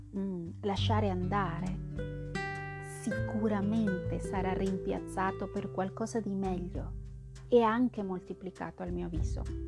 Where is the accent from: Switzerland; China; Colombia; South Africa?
Colombia; central Colombia; moved away; non, vengo esattamente dall'Amazzonia, vengo dal centro della Colombia